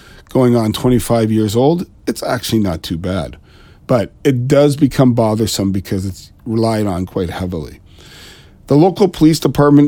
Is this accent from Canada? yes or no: yes; Ontario, Canada; I am Canadian. I'm just east of Toronto